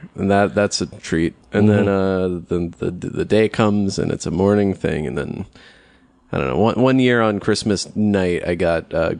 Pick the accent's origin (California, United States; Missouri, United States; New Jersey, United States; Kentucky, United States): New Jersey, United States; I grew up in Jersey.